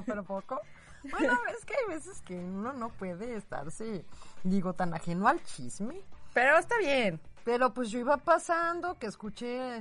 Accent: Mexico; somos muchísimos mexicanos

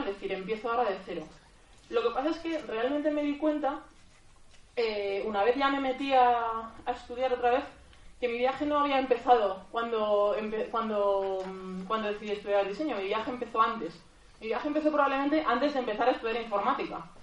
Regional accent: Madrid, Community of Madrid, Spain; soy de, soy de Madrid

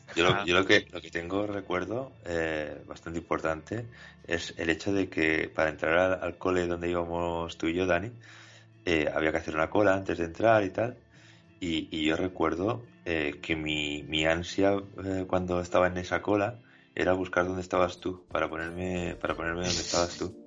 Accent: Spain; Somos españoles

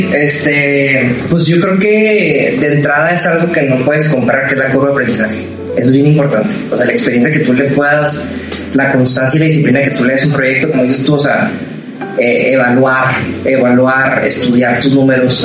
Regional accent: Ciudad Juárez, Chihuahua, Mexico; moved away as an adult; now in Monterrey, Mexico

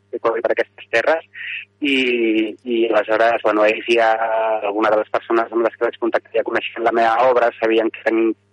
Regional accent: Barcelona, Catalonia, Spain; soc de Barcelona, però la meva parella és, és d'aquí

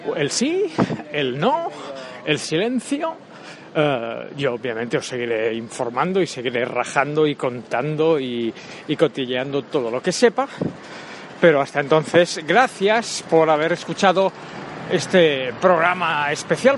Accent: Catalonia, Spain; soy catalán

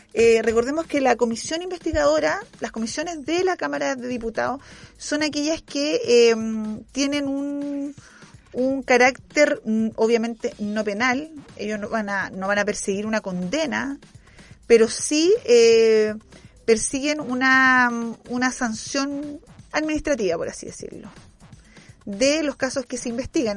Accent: Chile; como chilenos

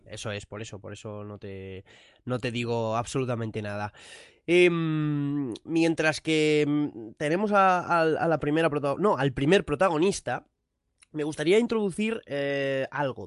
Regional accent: Madrid, Community of Madrid, Spain; aquí somos dos de Madrid

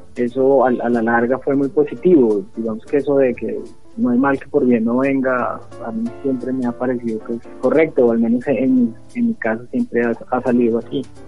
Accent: Ibagué, Tolima, Colombia; nací aquí en Ibagué, eh, tengo siempre, parece que el barrio Jordán y sus alrededores me, persiguen, viví hasta los 12 años en la cuarta etapa del Jordán

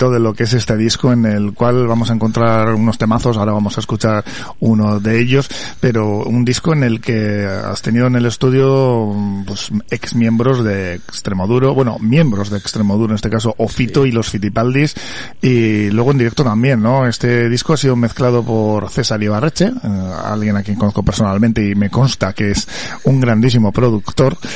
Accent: Portugalete, Basque Country, Spain; nací en Portugalete

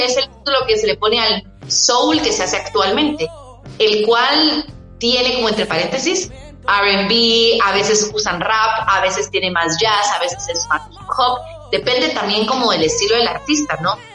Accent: Guatemala; somos de Guatemala, dos mujeres que estamos dentro de la música

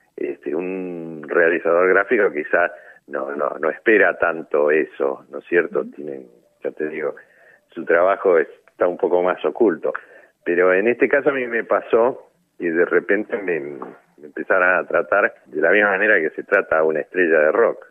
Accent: Argentina

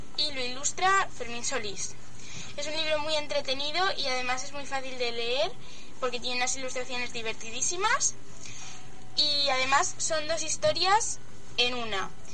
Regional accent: Navas del Rey, Community of Madrid, Spain; Yo soy aquí, de Navas

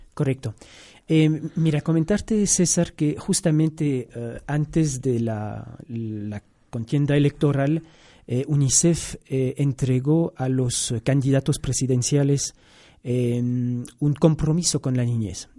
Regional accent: Brussels, Brussels-Capital Region, Belgium; also born or lived in Angola / Yemen; now in Quito, Ecuador; originalmente soy de Bélgica, nací en, Bruselas, ya ecuatoriano desde el 2008 también

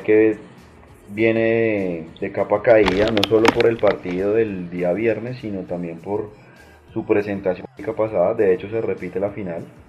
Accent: Colombia; no me representa como colombiano

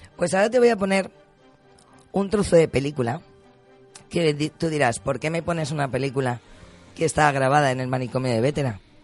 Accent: Valencian Community, Spain

